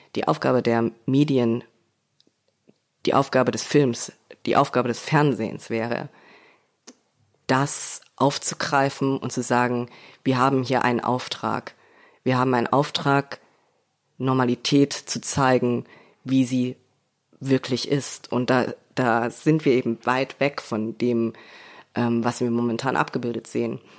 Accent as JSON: {"language": "German", "town": "Leipzig", "region": "Saxony", "country": "Germany", "said": "ich komme aus Leipzig, ich komme aus Sachsen"}